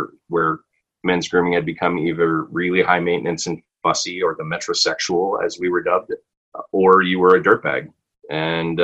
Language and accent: English; Canada; also born or lived in Vancouver; being Canadian